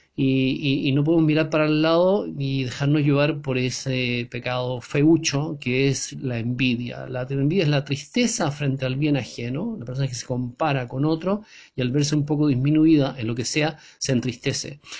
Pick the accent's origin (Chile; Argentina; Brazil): Chile; en mi país, en Chile